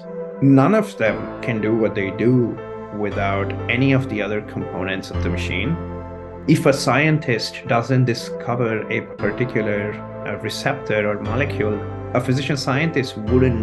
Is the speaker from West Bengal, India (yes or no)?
no; Chandigarh, India; moved away as an adult; also born or lived in Minnesota, United States; now in United States; It's Chandigarh is the city. That's where I grew up